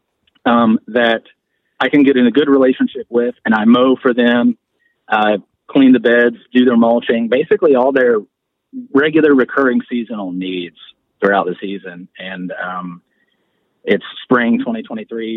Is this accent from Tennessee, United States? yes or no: yes; Tennessee, United States; moved away as an adult; also born or lived in Louisville area (current residence implied); I'm from Tennessee. I'm a Tennessean. So I moved from here, or I moved to here from Tennessee with my wife